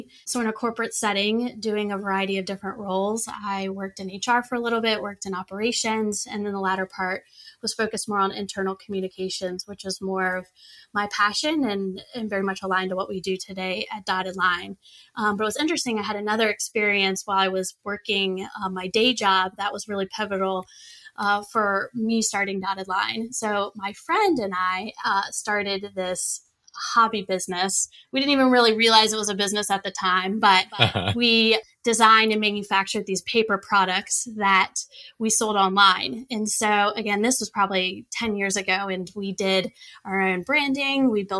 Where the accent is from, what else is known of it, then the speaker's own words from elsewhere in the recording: Richmond, Virginia, United States; They're not in my hometown of Richmond where I live.